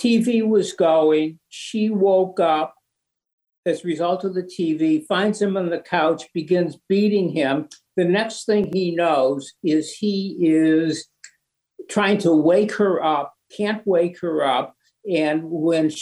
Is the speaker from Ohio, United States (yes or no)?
yes; Cleveland, Ohio, United States; moved away as an adult; now in Boston, United States; I am from Cleveland